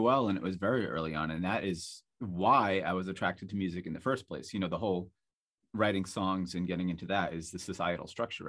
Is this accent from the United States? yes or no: yes; Salisbury Beach, Massachusetts, United States; I grew up near Salisbury Beach in Massachusetts, and there were airplanes that used to fly over my house all the time